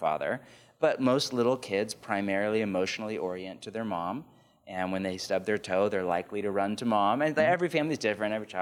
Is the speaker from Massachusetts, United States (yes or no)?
no; California, United States; I was growing up in California in the 80s and 90s